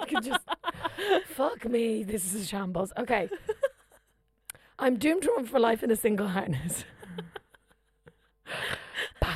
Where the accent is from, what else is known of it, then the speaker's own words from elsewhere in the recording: Kildare, Leinster, Ireland; moved away; I'm from Kildare